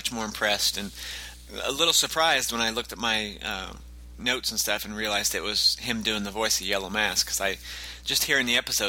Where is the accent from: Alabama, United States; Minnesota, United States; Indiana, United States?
Indiana, United States; I'm from Indiana